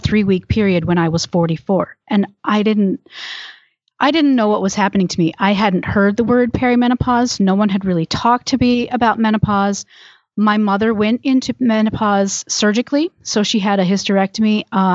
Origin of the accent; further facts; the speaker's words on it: Michigan, United States; moved away as an adult; also born or lived in Georgia; now in Tucson, United States; I'm originally from Michigan, but now I live in Tucson, Arizona, and I have lived in Tucson since 1998.